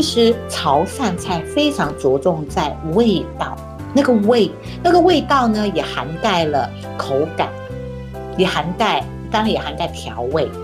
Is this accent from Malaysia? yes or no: yes; Malaysia; 我是马来西亚的华人